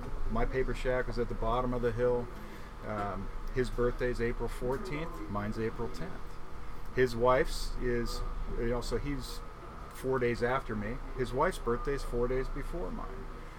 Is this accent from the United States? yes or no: yes; Seattle, Washington, United States; where'd you grow up? Seattle. Oh, what part? Oh, you know, Wedgwood area.